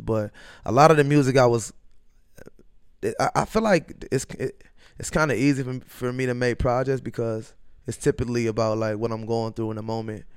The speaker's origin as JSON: {"language": "English", "town": "Minneapolis", "region": "Minnesota", "country": "United States", "tie": "born or raised there", "also_born_or_lived": "Norman, Oklahoma / Macedonia / Los Angeles", "said": "I grew up in North Minneapolis."}